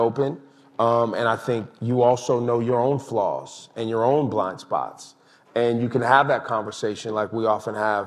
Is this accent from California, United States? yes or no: yes; Oakland and Sacramento, Northern California, United States; also born or lived in Berkeley, California; I was born in Berkeley, raised in Oakland and Sacramento.